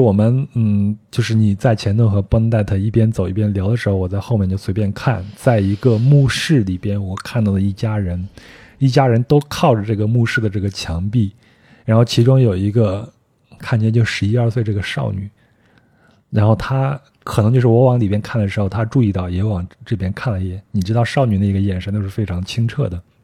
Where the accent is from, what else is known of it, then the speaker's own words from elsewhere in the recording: China; 我从中国过来的